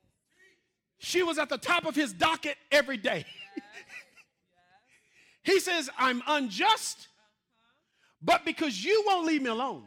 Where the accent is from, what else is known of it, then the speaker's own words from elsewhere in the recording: Mississippi, United States; I'm from Mississippi